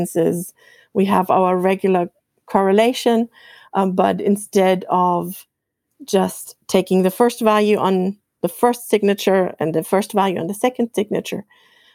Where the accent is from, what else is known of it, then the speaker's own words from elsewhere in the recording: Germany; accent: German; English is a second language; now in Iowa, United States; I'm from Germany, as you might be able to tell from my accent